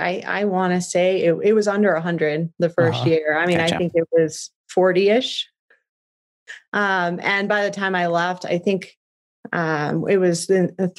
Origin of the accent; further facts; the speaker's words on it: Phoenix, Arizona, United States; now in Prescott, United States; I came from Phoenix, so that was one of my first lessons here, is that it's Prescott, not Prescott.